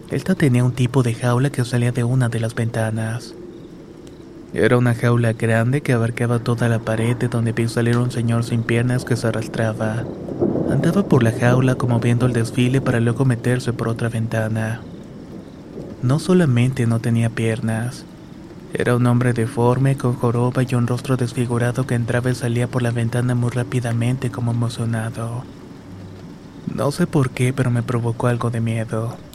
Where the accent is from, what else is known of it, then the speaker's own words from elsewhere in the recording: Monterrey, Nuevo León, Mexico; also born or lived in Ciudad Juárez, Mexico; Vivo en Monterrey, Nuevo León, pero nací en Ciudad Juárez, Chihuahua. Mis padres nos trajeron cuando tenía como un año de vida